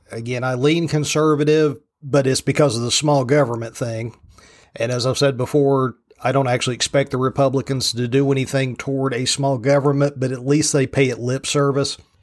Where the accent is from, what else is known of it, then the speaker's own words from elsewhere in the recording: from Roanoke west, rural Virginia, United States; I grew up on the rural side of Virginia